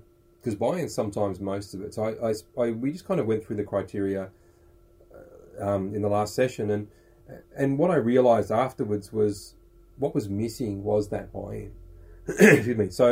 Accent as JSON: {"language": "English", "country": "Australia", "said": "We're Aussie blokes, we're dads and we're entrepreneurs"}